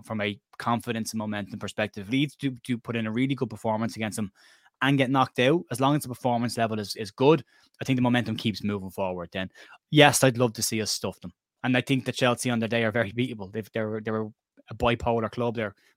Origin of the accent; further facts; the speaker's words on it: Cork, Munster, Ireland; I'm from Cork in Ireland